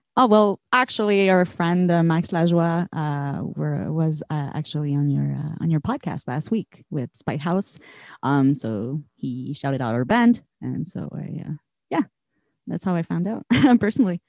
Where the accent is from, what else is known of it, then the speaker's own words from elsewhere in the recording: Montreal, Quebec, Canada; we're all locals from Montreal